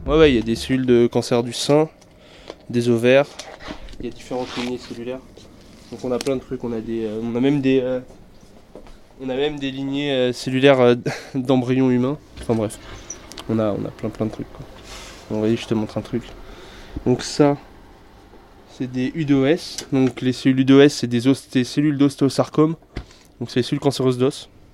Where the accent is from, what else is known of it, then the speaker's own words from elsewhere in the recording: France; d'où je viens, je viens de la France